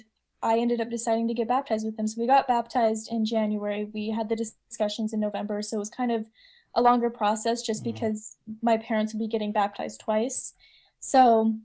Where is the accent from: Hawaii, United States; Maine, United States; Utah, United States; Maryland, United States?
Utah, United States; moved away; I was born in Utah.